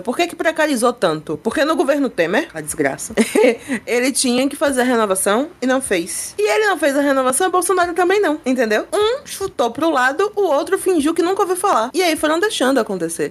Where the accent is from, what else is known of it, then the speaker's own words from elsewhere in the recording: Brazil; enquanto brasileira